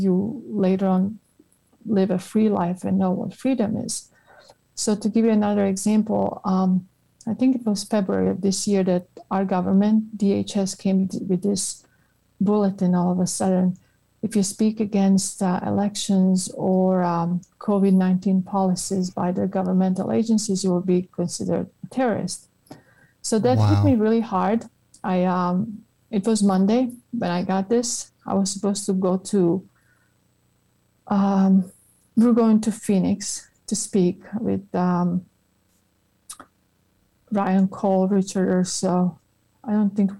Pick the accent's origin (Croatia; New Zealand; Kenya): Croatia; moved away as an adult; also born or lived in Italy / United Kingdom; now in United States; I remember being in high school in Croatia.